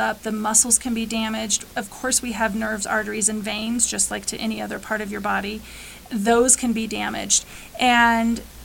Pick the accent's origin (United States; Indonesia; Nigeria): United States; Western Colorado; definitely in Western Colorado, which this is actually my hometown. I'm from this area, so I get to serve my community